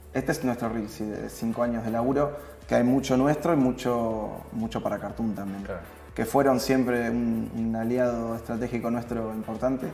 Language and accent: Spanish; La Plata, Buenos Aires Province, Argentina; also born or lived in Singapore; yo soy, de La Plata